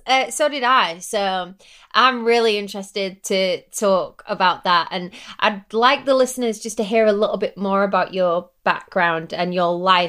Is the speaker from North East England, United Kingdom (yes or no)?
no; York, Yorkshire and the Humber, United Kingdom; And I'm from Old York as well